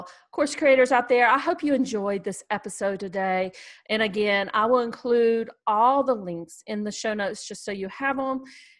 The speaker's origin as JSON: {"language": "English", "country": "Canada", "said": "I'm French Canadian."}